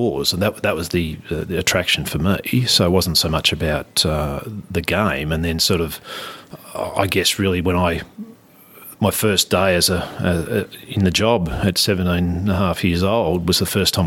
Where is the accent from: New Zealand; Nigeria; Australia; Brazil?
Australia; Scoresby, Victoria; our dairy farm was in Scoresby